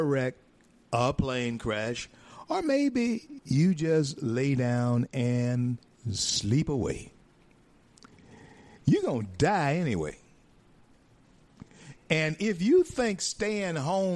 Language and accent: English; northern Louisiana, United States; also born or lived in Grand Cane, Louisiana; I'm from northern Louisiana.